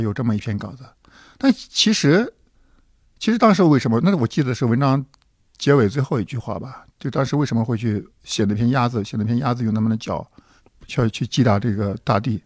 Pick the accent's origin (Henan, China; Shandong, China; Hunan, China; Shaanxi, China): Shaanxi, China; Hanzhong; moved away; 我们老家的汉中